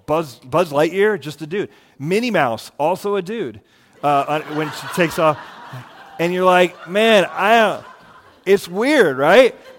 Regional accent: Florida, United States; I grew up in Florida

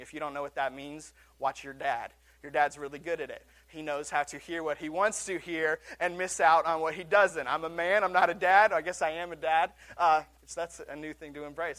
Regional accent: Seattle, Washington, United States; my hometown of Seattle

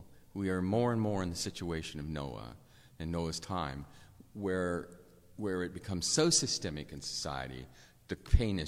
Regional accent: United States; as an American

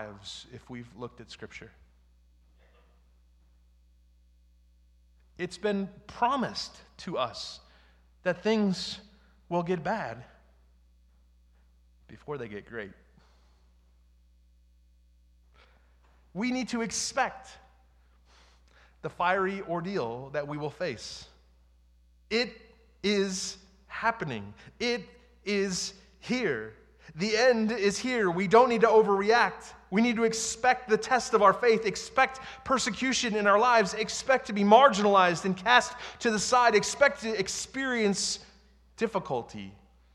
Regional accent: United States; who we are as American Christians

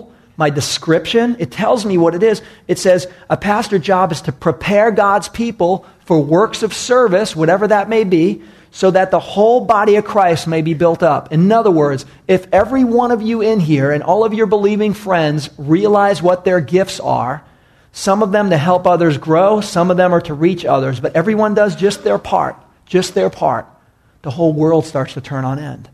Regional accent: New York, United States; moved away; I was raised back in New York

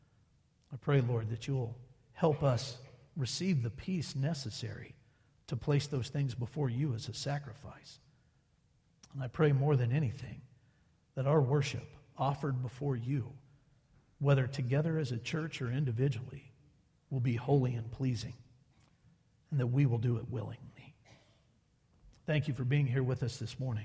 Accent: Wilmington, Delaware, United States; my hometown in Wilmington, Delaware

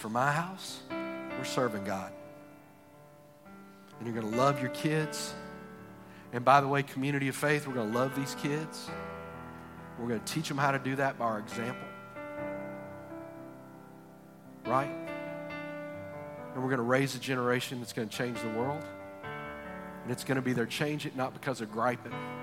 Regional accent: Texas, United States; I'm from Texas. We have an Alamo

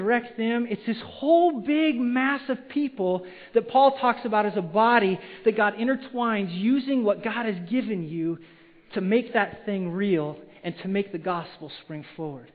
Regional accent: Wyoming, United States; now in Simi Valley, United States; I grew up in Wyoming, which is it's a cowboy state

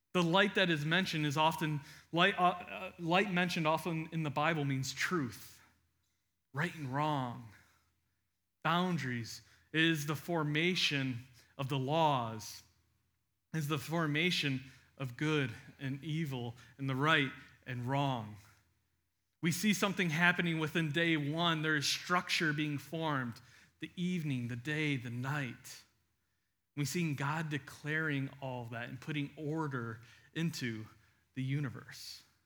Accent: United States; we read it as an American in twenty twenty-two

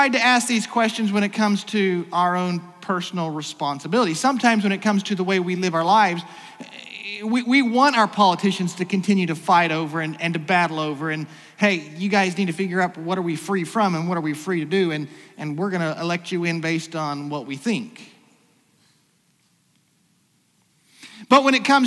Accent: United States; As an American

